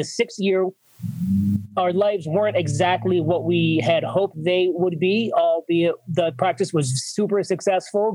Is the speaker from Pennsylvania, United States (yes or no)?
yes; North Eastern Pennsylvania, United States; I ended up back in my hometown, opening my third practice in 10 years.